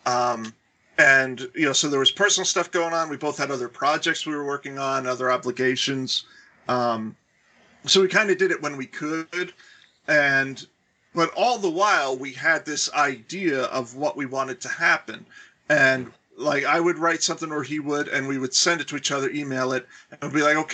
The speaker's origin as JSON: {"language": "English", "region": "Florida", "country": "United States", "tie": "born or raised there", "said": "I grew up in Florida"}